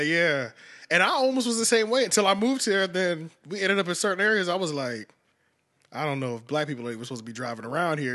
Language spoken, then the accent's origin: English; Philadelphia, Pennsylvania, United States; moved away as an adult; I'm originally from Philly, been here since two thousand six